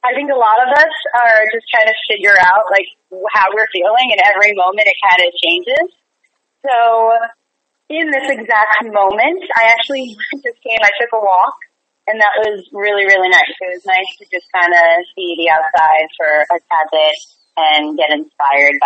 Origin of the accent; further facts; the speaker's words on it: New York City, New York, United States; I'm from New York, and I'm from Staten Island